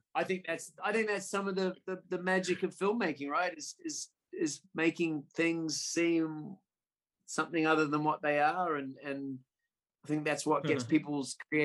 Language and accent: English; New Zealand; as a Kiwi